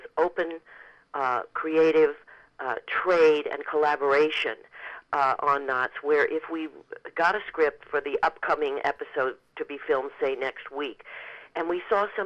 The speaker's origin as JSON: {"language": "English", "town": "Boulder", "region": "Colorado", "country": "United States", "tie": "born or raised there", "said": "I was a teenager growing up in Boulder, Colorado"}